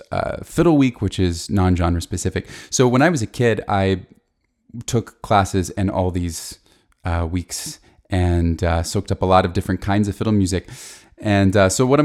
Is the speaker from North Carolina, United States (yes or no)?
yes; Asheville, North Carolina, United States; I grew up here in Asheville, North Carolina